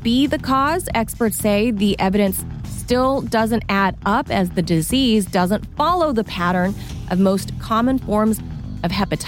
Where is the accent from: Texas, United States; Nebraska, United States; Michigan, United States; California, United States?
California, United States; Los Angeles; born or raised there